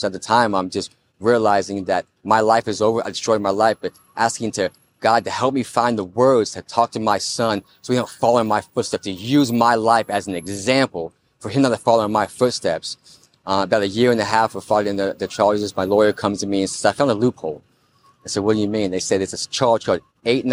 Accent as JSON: {"language": "English", "region": "Florida", "country": "United States", "said": "I'm from Florida."}